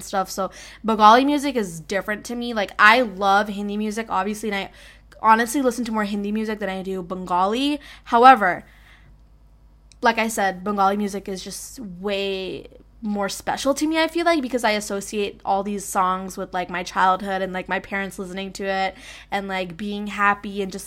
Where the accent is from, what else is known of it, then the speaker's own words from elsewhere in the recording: United States; I'm American. Like, I was born and raised here